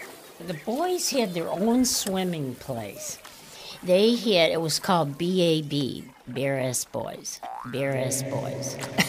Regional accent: Syracuse, New York, United States; born or raised there

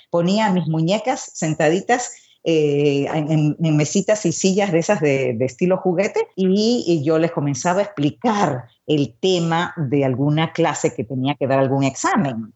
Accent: Lima, Peru; also born or lived in Santiago de Cuba, Cuba; now in Miami, United States; Yo nací en Santiago de Cuba, de madre cubana y de padre peruano, pero al año de nacida, mi papá, Ciro Alegría, un famoso escritor considerado el primer clásico de la literatura peruana, decidió que nos mudábamos a Lima

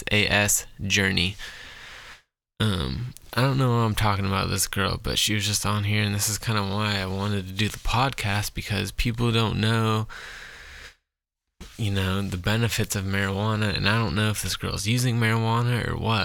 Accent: Scotland, United Kingdom; I'm Scottish

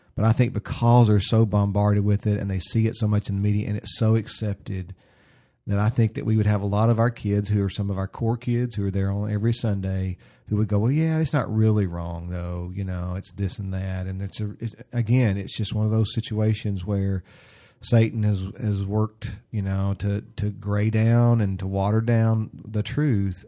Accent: the South, United States; I grew up in the South

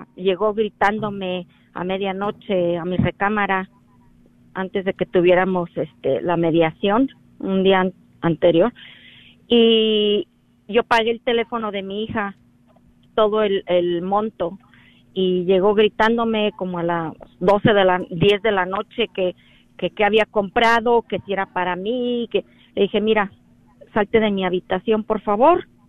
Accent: Mexico; moved away; Yo soy mexicana

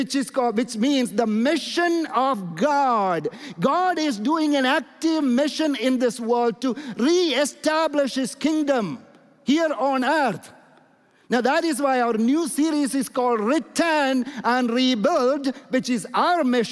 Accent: India; And I'm coming from India

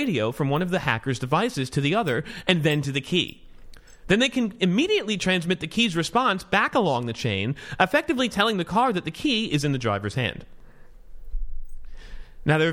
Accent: United States; I'm an American.

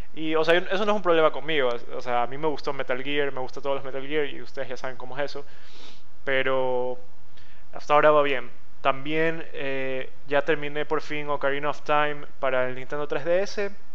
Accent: Guayaquil, Guayas, Ecuador; soy de Ecuador, nací en Ecuador y sigo viviendo en Ecuador, específicamente Guayaquil

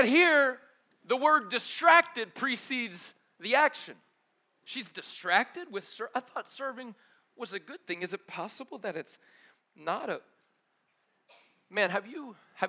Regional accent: United States; as an American

